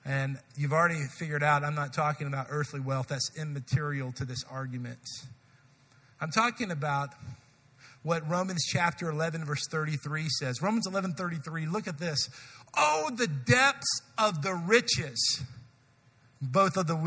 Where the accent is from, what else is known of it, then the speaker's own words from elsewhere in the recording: United States; I'm an American